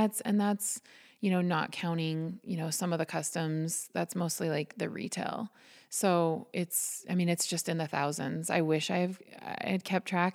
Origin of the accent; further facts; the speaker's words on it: Butte, Montana, United States; now in Harrison, United States; I'm originally from Butte, um, so fifty miles from here. Um, born and raised